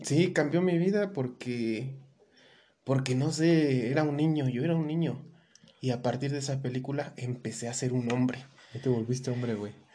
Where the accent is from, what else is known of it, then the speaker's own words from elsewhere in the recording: Mexico; como mexicanos